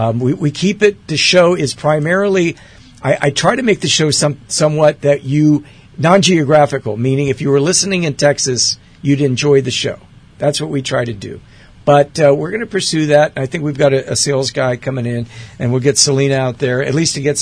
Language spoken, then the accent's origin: English; Athens, Attica, Greece; born there; And yes, I was born in Athens, Greece.